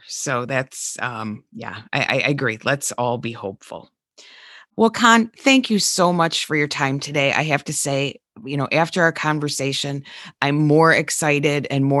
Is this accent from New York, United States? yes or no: no; Denver, Colorado, United States; So I'm really from Denver.